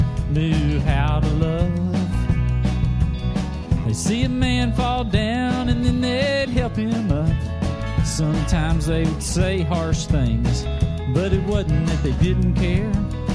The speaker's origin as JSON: {"language": "English", "region": "Kentucky", "country": "United States", "said": "I'm a Kentuckian. I'm from the South. But you won't hear hate coming from my mouth unless it's aimed at greed or maybe hate itself. How I was raised. I'm a Kentuckian."}